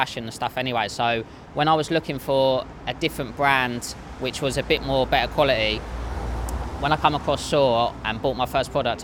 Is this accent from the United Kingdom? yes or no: yes; Kent, South East England, United Kingdom; I'm from Kent.